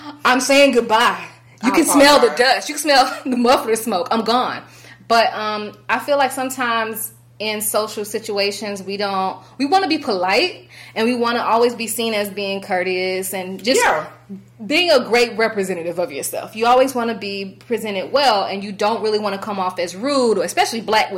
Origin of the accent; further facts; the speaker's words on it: United States; As an American